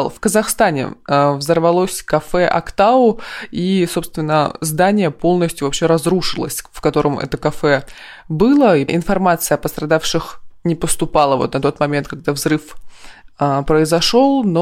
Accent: Krasnoyarsk, Krasnoyarsk Krai, Russia; я из Красноярска.

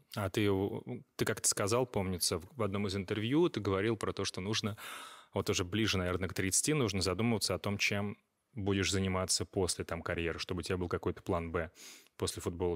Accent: Astrakhan, Astrakhan Oblast, Russia; это мой родной город

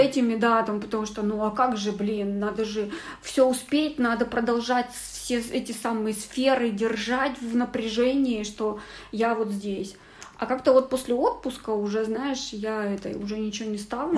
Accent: Kazakhstan; moved away; я много лет не была у себя на родине

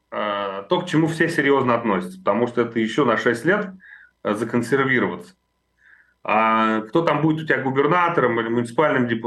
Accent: Moscow, Russia; я москвич.

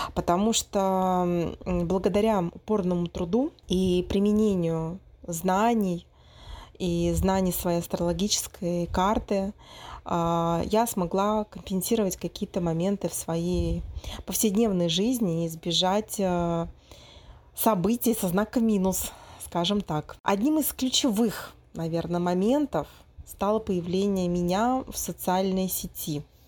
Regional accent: Moscow, Russia; moved away as an adult; now in Brazil; мой родной город, в России, в Москву, потому что я четыре года прожила в Бразилии

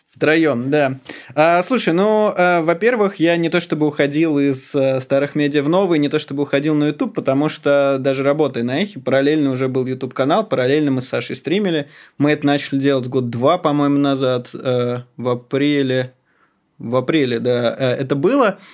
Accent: Moscow, Russia; я родился в Москве, я всю жизнь здесь живу

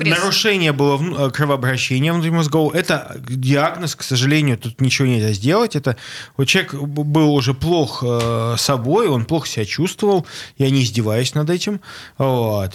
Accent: Saint Petersburg, Russia; Мне, как жителю, как ленинградцу коренному, как жителю Петербурга

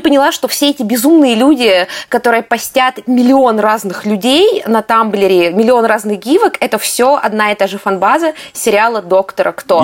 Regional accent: Russia; мы же из России

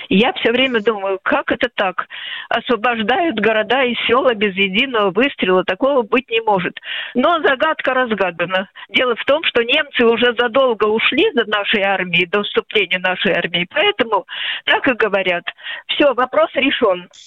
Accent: Veliky Novgorod, Novgorod Oblast, Russia; я коренная новгородка э, и встретила войну в сорок первом году, мне было уже восемь лет.

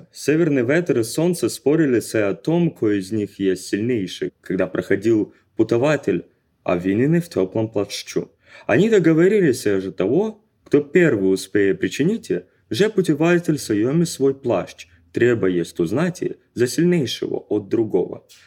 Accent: Khabarovsk, Khabarovsk Krai, Russia; moved away as an adult; now in Kazan, Russia; Из Хабаровска.

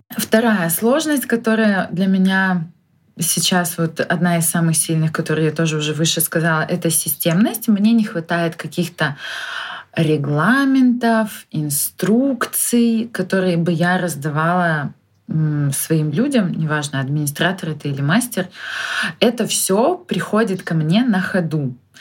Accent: Khabarovsk, Khabarovsk Krai, Russia; я из Хабаровска

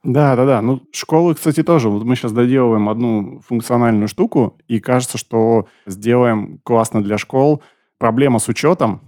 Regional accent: Novosibirsk, Novosibirsk Oblast, Russia; я из Новосибирска, часть нашей команды из Новосиба

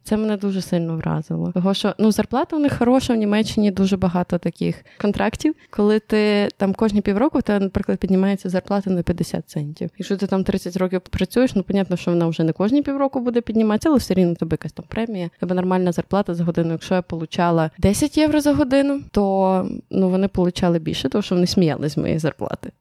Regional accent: Ukraine; moved away as an adult; also born or lived in Poland; now in Germany; Я родилась в Україні, 17 років прожила

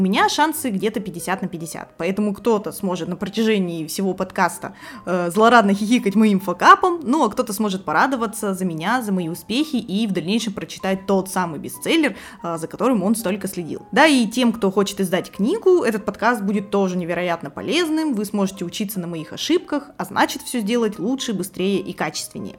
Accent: Irkutsk, Irkutsk Oblast, Russia; moved away as an adult; now in Saint Petersburg, Russia; в родном городе Иркутске целых семь лет. Сейчас я живу в Петербурге

